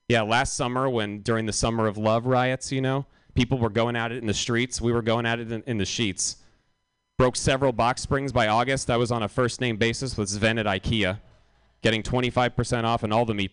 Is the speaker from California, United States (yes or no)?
yes; Los Angeles, California, United States; now in San Francisco, United States; I'm from California and I live here now. Uh, well, I know that doesn't really make sense. I'm from LA and I live here now, and it's good to live in San Francisco.